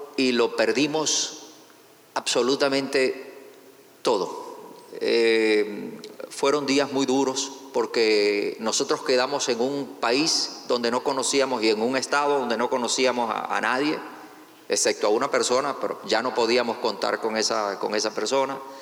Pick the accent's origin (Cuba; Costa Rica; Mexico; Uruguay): Cuba; also born or lived in Venezuela / Manizales, Colombia; now in United States; yo no soy venezolano, o sea, soy venezolano de nacionalizado, pero en realidad nací en Cuba.